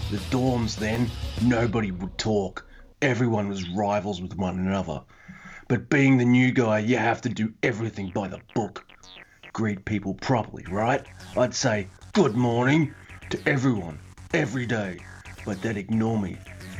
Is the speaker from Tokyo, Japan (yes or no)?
no; Kanagawa, Japan; I found some amazing places in my hometown area around... Fuck. Kanagawa.